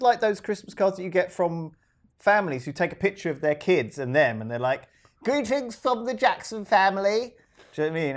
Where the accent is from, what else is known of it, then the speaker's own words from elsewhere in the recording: United Kingdom; We're British